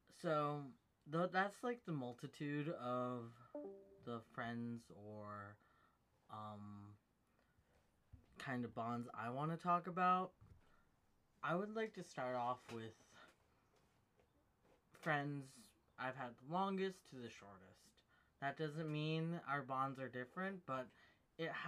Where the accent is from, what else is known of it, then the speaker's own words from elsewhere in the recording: United States; she and I both share a similar background or similar ethnicity and nationality, which we're both American